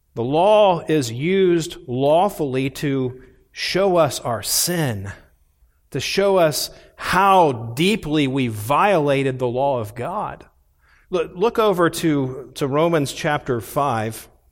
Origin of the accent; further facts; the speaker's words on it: Indianapolis, Indiana, United States; also born or lived in Columbus, Ohio; we moved from Columbus, Ohio, to the west side of Indianapolis and bought a house on twenty-five acres